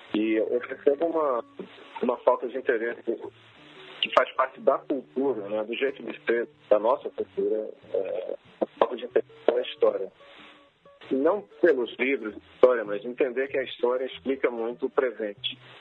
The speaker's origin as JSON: {"language": "Portuguese", "country": "Brazil", "said": "como brasileiro"}